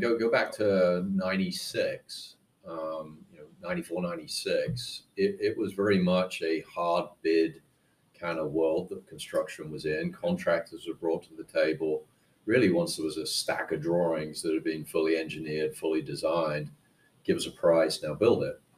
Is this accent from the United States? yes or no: no; United Kingdom; moved away; I went back to the UK and worked for a startup called the Building Modeling Company